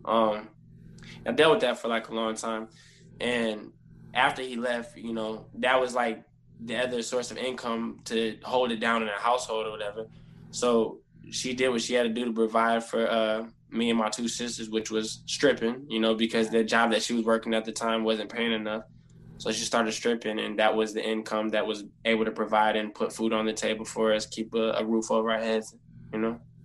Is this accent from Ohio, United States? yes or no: yes; Toledo, Ohio, United States; I'm from Toledo, Ohio, born and raised.